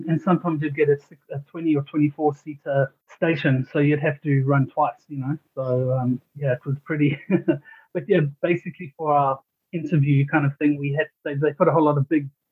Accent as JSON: {"language": "English", "town": "Cape Town", "region": "Western Cape", "country": "South Africa", "tie": "born or raised there", "also_born_or_lived": "Johannesburg, South Africa", "moved": "as an adult", "lives_now": "New Zealand", "said": "I was born in Cape Town. Then when I was about 11, we moved up to Johannesburg."}